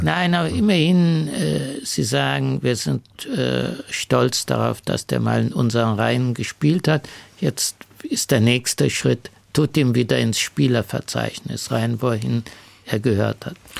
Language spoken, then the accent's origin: German; Munich, Bavaria, Germany; ich komme aus München